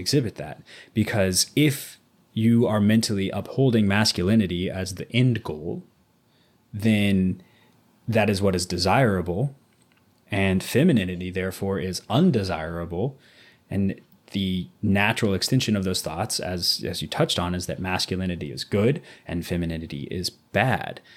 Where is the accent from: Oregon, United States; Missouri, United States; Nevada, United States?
Missouri, United States; Southwest; moved away; growing up in Southwest Missouri